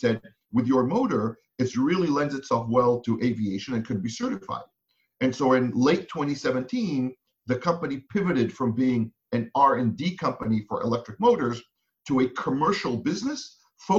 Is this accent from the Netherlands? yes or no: no; Israel; moved away as an adult; now in United States; I'm originally from Israel. I was in the military there, did some work in advertising, then came to the US to get my MBA